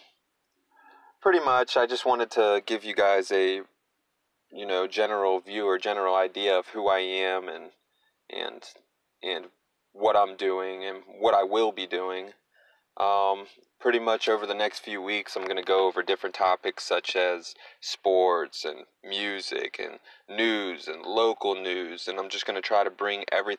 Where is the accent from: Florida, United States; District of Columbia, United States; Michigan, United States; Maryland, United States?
Maryland, United States; Frederick; I grew up an athlete in the Frederick, Maryland area